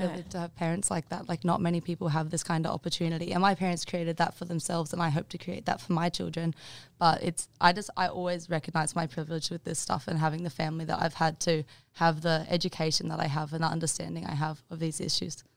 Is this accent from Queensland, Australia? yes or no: yes; Bundaberg, Queensland, Australia; also born or lived in Maleny, Queensland; I moved from Bundaberg to Mullaney in grade nine.